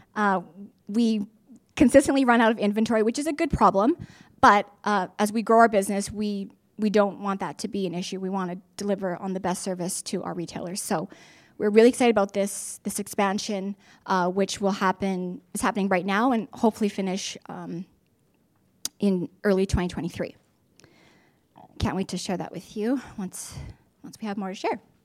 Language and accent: English; Regina, Saskatchewan, Canada; now in Saskatoon, Canada; I was born and raised in Regina, along with two siblings